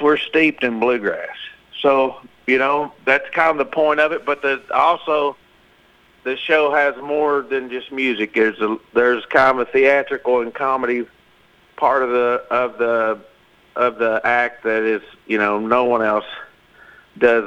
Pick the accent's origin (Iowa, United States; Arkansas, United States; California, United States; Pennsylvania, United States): Arkansas, United States; moved away as an adult; now in Nashville, United States; We was raised in Arkansas. We got a farm there